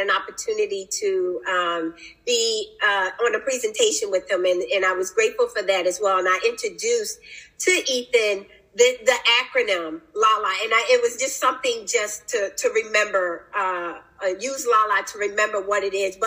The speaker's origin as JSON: {"language": "English", "town": "Philadelphia", "region": "Pennsylvania", "country": "United States", "tie": "born or raised there", "moved": "yes", "lives_now": "Newport News, United States", "said": "my upbringing, I'm from Philadelphia, Pennsylvania, grew up there, but now I reside"}